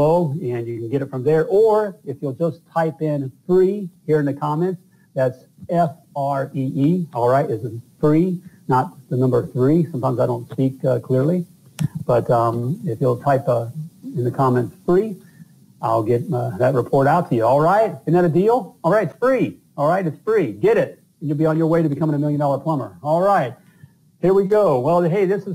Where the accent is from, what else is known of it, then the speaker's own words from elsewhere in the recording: Indiana, United States; I'm from Indiana.